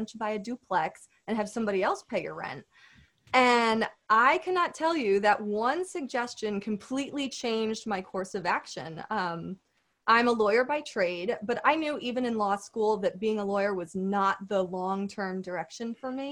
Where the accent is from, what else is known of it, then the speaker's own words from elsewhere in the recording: Connecticut, United States; my hometown, which is a great suburban town in Connecticut